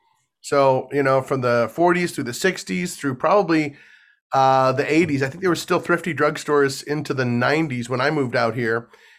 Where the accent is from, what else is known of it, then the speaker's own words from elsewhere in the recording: St. Louis, Missouri, United States; Growing up in St. Louis